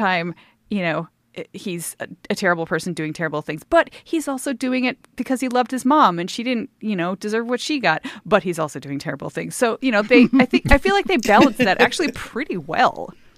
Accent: United States; being an American

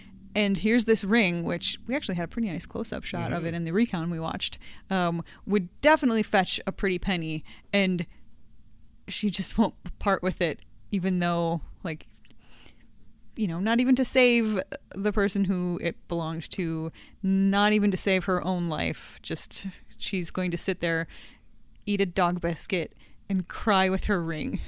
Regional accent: United States; I grew up in the United States and I knew that was a thing.

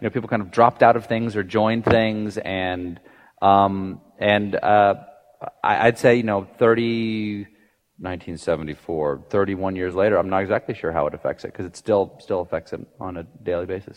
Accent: James Island, South Carolina, United States; moved away; I grew up on James Island, South Carolina

